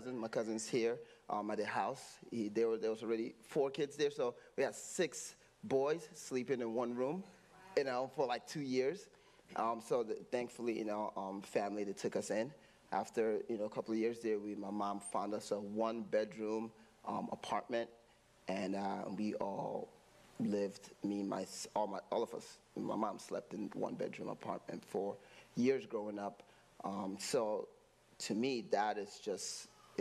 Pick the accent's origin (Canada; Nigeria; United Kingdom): Nigeria; now in United States; I grew up in Nigeria without snow.